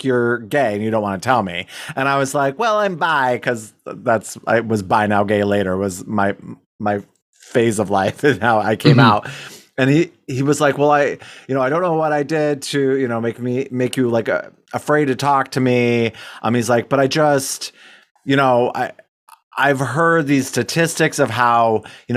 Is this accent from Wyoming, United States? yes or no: yes; Wyoming, United States; we're from Wyoming